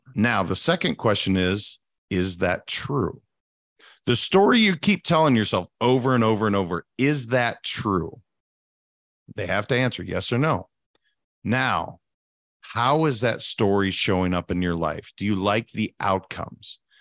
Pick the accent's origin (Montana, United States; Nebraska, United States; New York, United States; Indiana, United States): Montana, United States; also born or lived in California; now in Florida, United States; I'm a guy from Montana